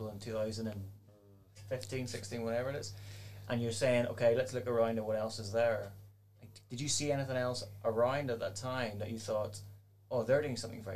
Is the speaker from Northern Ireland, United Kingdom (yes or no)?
yes; Northern Ireland, United Kingdom; I'm Northern Irish.